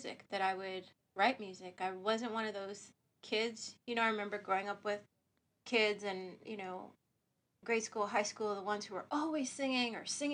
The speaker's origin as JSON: {"language": "English", "region": "Ohio", "country": "United States", "tie": "born or raised there", "moved": "yes", "said": "I'm from Ohio, the other O state, not Oregon. So I grew up in Ohio"}